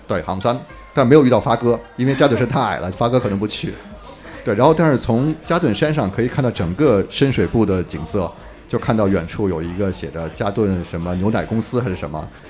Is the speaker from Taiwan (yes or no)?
no; Beijing, China; 作为北京人啊